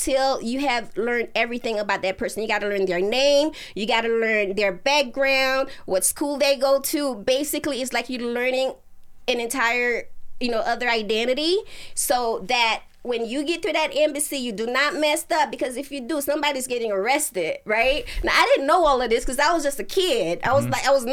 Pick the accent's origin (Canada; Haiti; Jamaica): Haiti; moved away; We're from Haiti, you know what I mean? And my parents, like, they came here before I did. They left me and my sister, you know, behind with my aunt